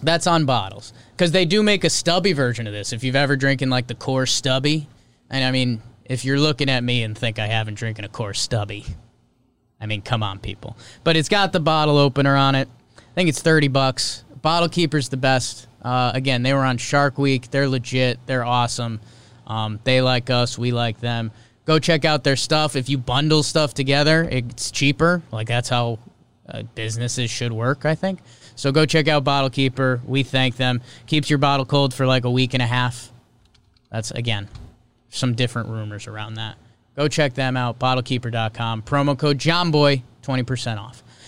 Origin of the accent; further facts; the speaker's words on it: United States; I'm American